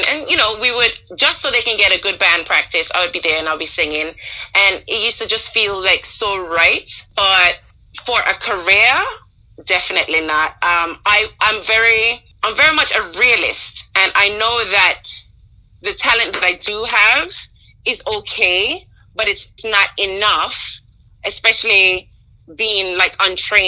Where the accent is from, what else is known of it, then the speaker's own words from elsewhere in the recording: Anguilla; growing up in Anguilla, I could definitely say one thing that stands out is how close-knit the community was